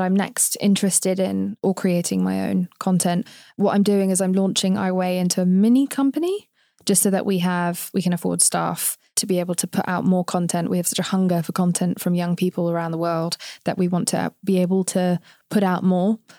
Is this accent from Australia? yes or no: no; England, United Kingdom; accent: English; now in United States; I'm from England